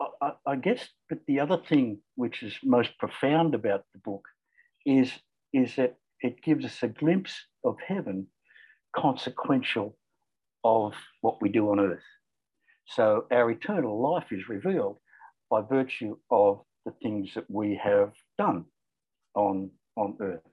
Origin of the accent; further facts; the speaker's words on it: Australia; accent: Australian; also born or lived in Cairns, Queensland; You can probably tell from the accent that I'm Australian.